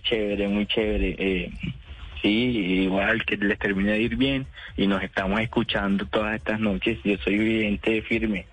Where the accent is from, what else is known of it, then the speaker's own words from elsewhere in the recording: Puerto Libertador, Córdoba, Colombia; moved away as an adult; now in Medellín, Colombia; yo nací en Puerto Libertador, Córdoba, en el año 2001